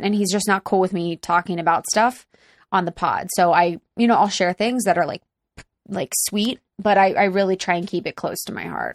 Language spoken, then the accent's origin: English; Cincinnati, Ohio, United States; now in Los Angeles, United States; I grew up in the beautiful Cincinnati, Ohio